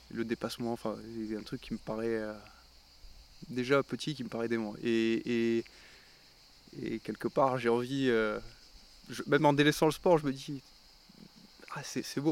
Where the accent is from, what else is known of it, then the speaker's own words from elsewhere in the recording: Lunel, Occitania, France; also born or lived in Perpignan / Montpellier; la, majeure partie de, de, de, mon enfance, je l'ai faite à, Lunel